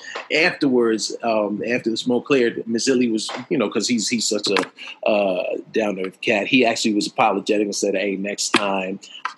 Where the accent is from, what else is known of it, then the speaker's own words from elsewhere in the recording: New York City, New York, United States; I was originally from the Bronx and moved back on June 25th, 1995.